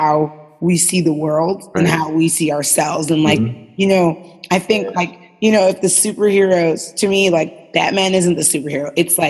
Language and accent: English; New York City, New York, United States; I was born and raised in East New York, is out in what people call the sticks.